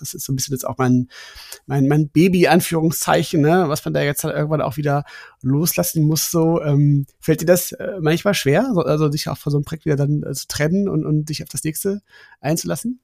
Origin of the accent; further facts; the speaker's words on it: Germany; als gute Deutsche